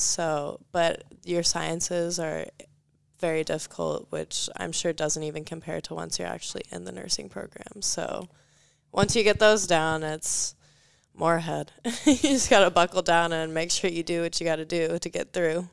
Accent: Marietta, Georgia, United States; I came from Marietta, Georgia. It's northwest of Atlanta

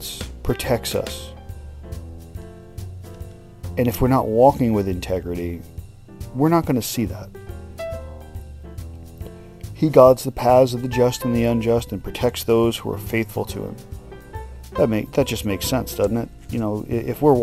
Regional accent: United States; we as the American people

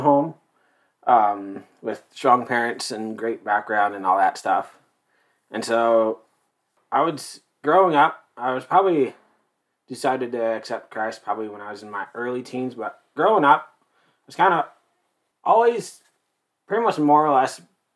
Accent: North Central Idaho, United States; I am born and raised in North Central Idaho, pure blood. Yay, Idahoan.

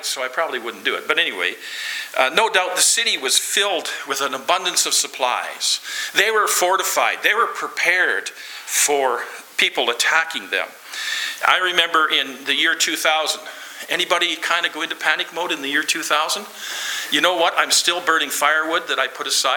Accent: Lloydminster, Canada; I'm from Lloydminster, the city of Lloydminster, and that's 32 approximately thousand people.

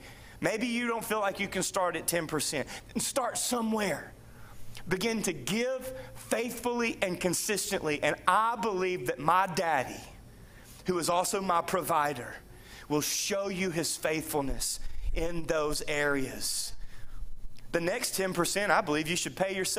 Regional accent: United States; I happen to be raised in the land of the free and the home of the brave

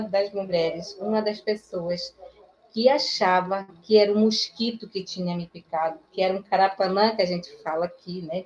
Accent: Maués, Amazonas, Brazil; also born or lived in Manaus; eu não nasci em Manaus, né? nasci num município chamado é, Maués

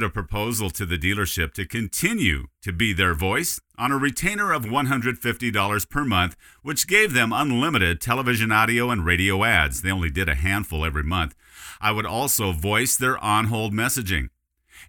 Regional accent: Dickinson, North Dakota, United States; my radio career in my hometown of Dickinson, North Dakota

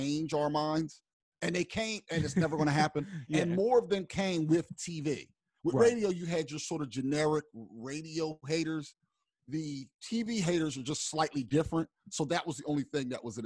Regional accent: Pennsauken, New Jersey, United States; I'm from Pensauken.

